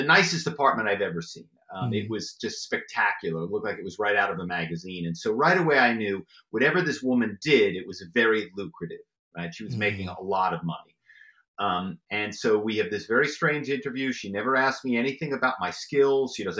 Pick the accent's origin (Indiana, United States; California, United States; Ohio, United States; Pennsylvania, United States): Pennsylvania, United States; Philadelphia; I grew up in the Philadelphia area